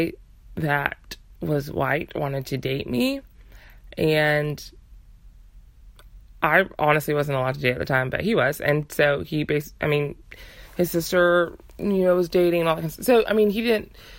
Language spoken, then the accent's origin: English; United States; my parents are from Uganda, but I was born and raised in America